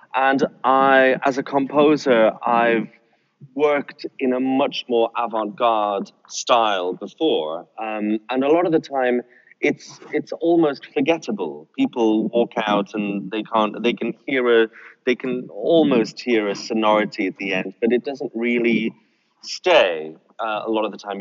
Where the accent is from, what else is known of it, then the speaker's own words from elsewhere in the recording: North Sea coast, northeast of the UK, North East England, United Kingdom; I was brought up uh, by the sea. I grew up by the sea, uh, and particularly the North Sea